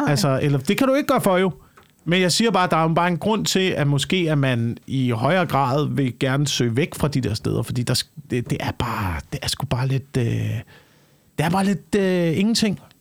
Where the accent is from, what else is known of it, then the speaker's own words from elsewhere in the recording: Slagelse, Zealand, Denmark; i Slagelse, hvor jeg voksede op